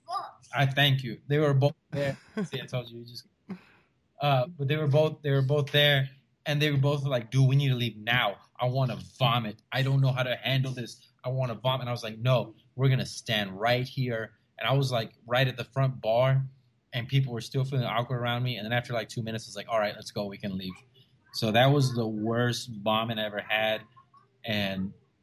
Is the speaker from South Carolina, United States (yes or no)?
no; Rio Grande Valley, Texas, United States; moved away as an adult; also born or lived in San Marcos, Texas; now in San Antonio, United States; I'm originally from the Rio Grande Valley. For those of you who don't know where that's it's the bottom four counties of Texas